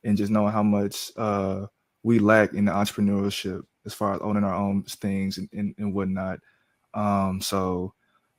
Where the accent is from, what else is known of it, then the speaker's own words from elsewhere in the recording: Round Rock, Texas, United States; also born or lived in Austin, Texas; I was born in Austin, but I was raised in Round Rock